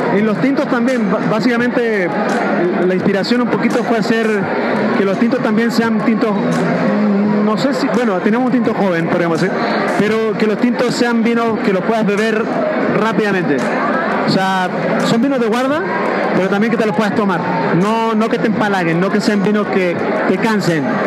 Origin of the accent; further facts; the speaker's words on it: Chile; moved away as an adult; now in Mexico; vengo de afuera, soy etnólogo chileno, este, estudio en Chile